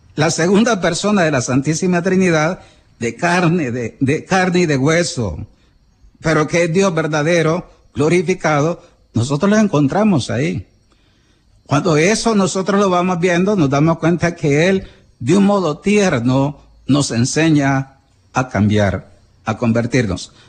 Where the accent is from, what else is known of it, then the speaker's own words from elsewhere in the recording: El Salvador; somos los salvadoreños